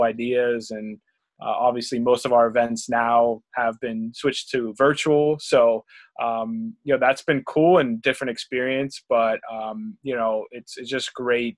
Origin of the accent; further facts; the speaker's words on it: Pittsburgh, Pennsylvania, United States; I'm from Pittsburgh